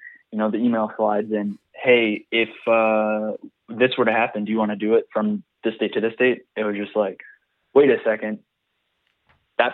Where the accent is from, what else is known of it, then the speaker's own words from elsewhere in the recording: Richmond, Virginia, United States; a dude from the Richmond, Virginia music scene